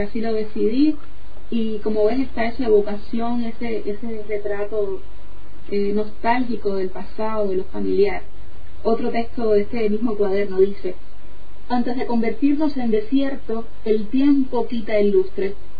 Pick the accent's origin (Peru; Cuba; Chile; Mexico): Cuba; Meneses, Sancti Spíritus; moved away as an adult; now in Salamanca, Spain; Yo soy del centro de Cuba, no de la capital, yo no soy de La Habana, nací en el centro de Cuba, en una población rural, en un pueblo